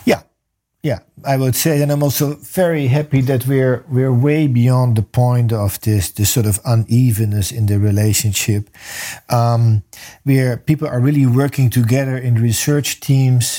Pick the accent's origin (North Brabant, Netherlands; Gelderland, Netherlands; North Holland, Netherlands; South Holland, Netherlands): South Holland, Netherlands; The Hague; now in Indonesia; I was born in The Hague and I live in Indonesia.